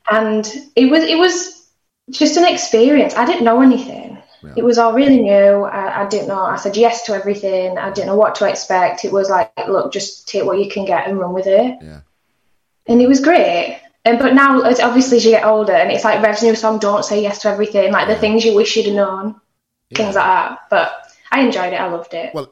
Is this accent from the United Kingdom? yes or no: yes; Barnsley, Yorkshire and the Humber, United Kingdom; I grew up in Barnsley.